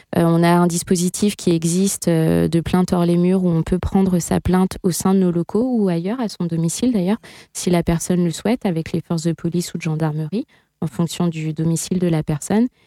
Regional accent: south of the Sarthe, Pays de la Loire, France; moved away; j'ai grandi dans un milieu euh, extrêmement rural, je viens du sud de la Sarthe.

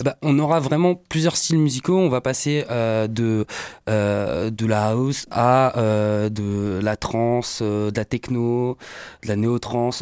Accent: Le Mans, Pays de la Loire, France; on est du Mans

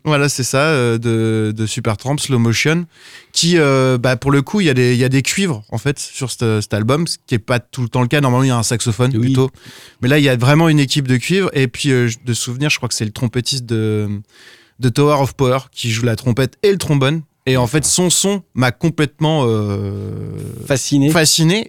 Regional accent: south of Sarthe, Pays de la Loire, France; also born or lived in Évreux / Brussels; Je suis né à Évreux. J'ai grandi dans le sud de Sarthe parce qu'on a déménagé avec mes parents

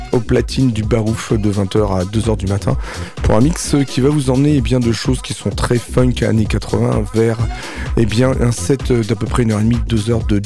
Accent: United Kingdom; accent: English; French is a second language; vu mon accent anglais, c'est pas toujours forcément évident

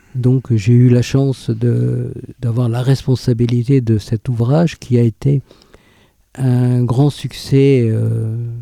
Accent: Landerneau, Brittany, France; moved away as an adult; also born or lived in Brest / Rennes; now in Sarthe, France; Je suis né à Landerneau et j'ai fait le début de ma carrière à Brest. Donc j'ai fait mes études à l'université de Brest

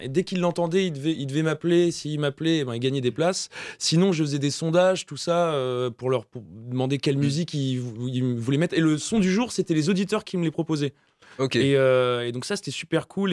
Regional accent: Le Mans, Pays de la Loire, France; je suis du Mans de base

